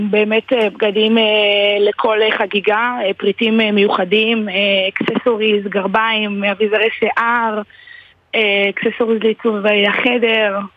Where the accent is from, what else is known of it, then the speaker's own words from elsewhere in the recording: Givolim, Southern District, Israel; אני ממושב גבעולים, זה ליד נתיבות.